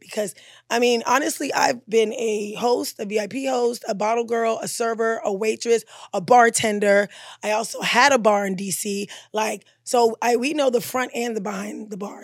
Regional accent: Maryland, United States; also born or lived in Caribbean; I'm from Maryland

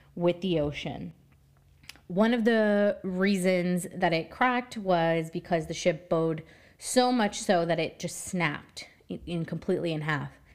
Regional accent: New Jersey, United States; I am from New Jersey

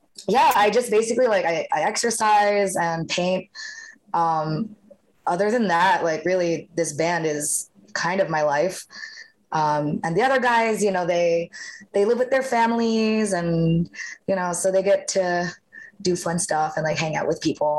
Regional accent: New York City, New York, United States; Born and raised in Queens

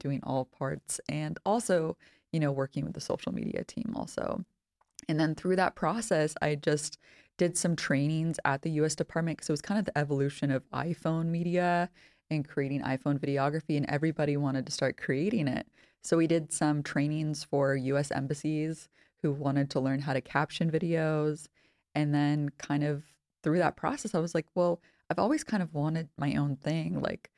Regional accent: California, United States; I'm originally from Northern California, and my partner's Polish, so we've kind of lived all over the States a little bit.

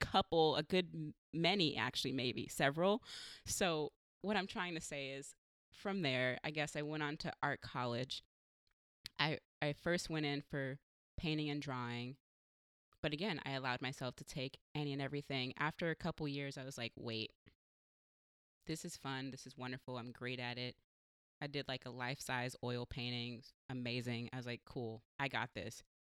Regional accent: San Diego, California, United States; now in Portland, United States; I'm from San Diego

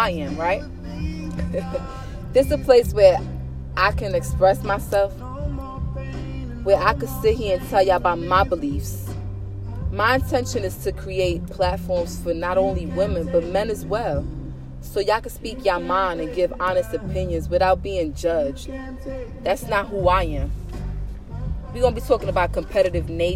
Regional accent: Jersey City, New Jersey, United States; I was born and raised in Jersey City, New Jersey

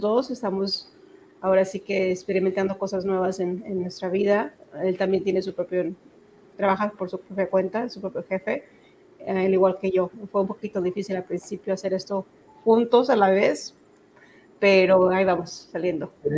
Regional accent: Zacatecas, Mexico; now in Texas, United States; me crié en Zacatecas

